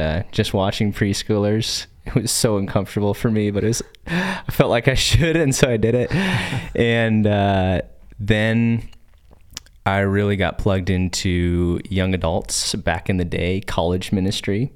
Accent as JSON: {"language": "English", "town": "Nampa", "region": "Idaho", "country": "United States", "tie": "born or raised there", "said": "I grew up here in Boise. actually in Nampa"}